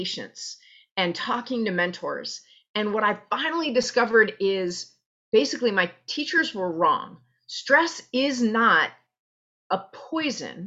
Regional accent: New York City, New York, United States; White Plains Road and Pelham Parkway, right around there. I was born at Einstein Hospital

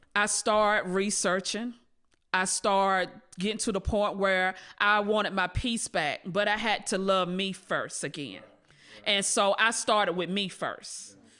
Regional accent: Rocky Mount, North Carolina, United States; I was born and raised in Rocky Mountain, North Carolina.

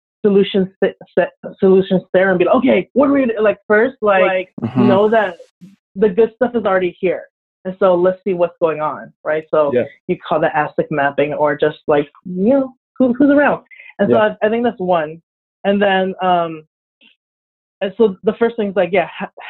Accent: Orange County, California, United States; now in San Diego, United States; growing up in Orange County

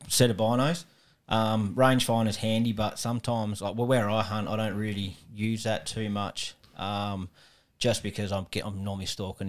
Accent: southeast of South Australia, Australia; moved away as an adult; now in Adelaide, Australia; But originally from the southeast of South Australia, down at Padua.

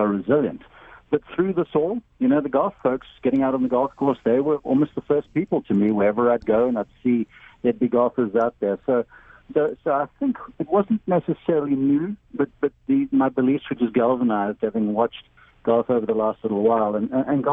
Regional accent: South Africa; moved away as an adult; now in United States; I'm from South Africa originally, now American citizen

